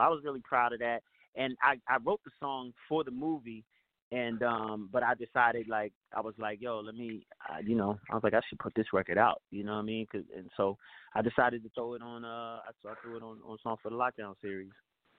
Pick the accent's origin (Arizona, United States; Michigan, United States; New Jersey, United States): New Jersey, United States; I'm just from Jersey. I ain't from Jamaica.